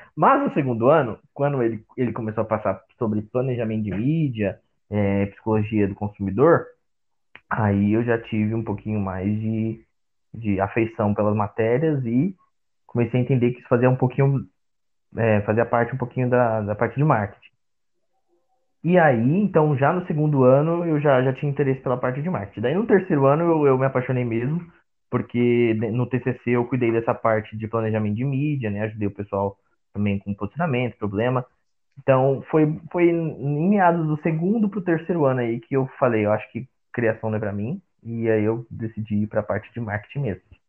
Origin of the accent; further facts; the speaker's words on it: Osasco, São Paulo, Brazil; Eu sou de Osasco, viu? Eu sou de Osasco, sou cristão